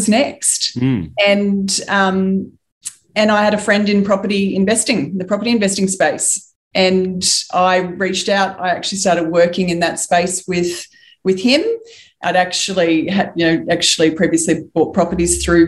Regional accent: Wollongong, New South Wales, Australia; I was born in the Gong. For anyone that doesn't know that, it's Wollongong.

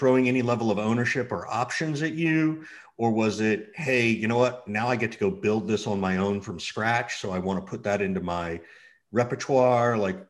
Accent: Macon, Georgia, United States; moved away; I grew up in Macon, Georgia. So I have a certain understanding of the South.

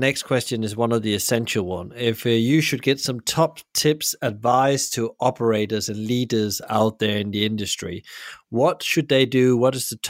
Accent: Denmark; moved away; I'm originally from Denmark

